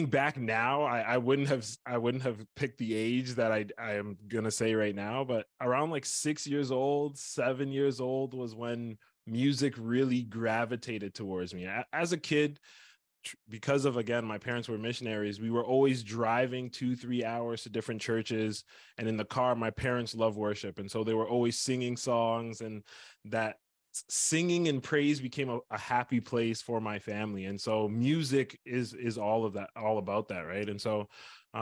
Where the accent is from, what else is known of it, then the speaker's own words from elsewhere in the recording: Scarborough, Ontario, Canada; I was born and raised in Ontario, Canada, a small place called Scarborough